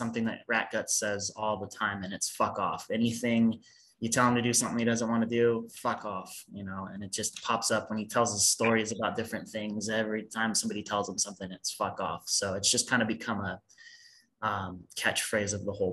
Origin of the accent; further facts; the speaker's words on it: United States; I'm American.